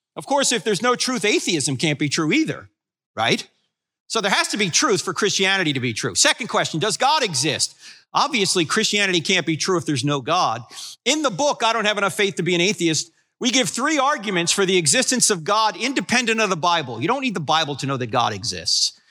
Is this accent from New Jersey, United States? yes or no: yes; New Jersey, United States; moved away; I'm originally from New Jersey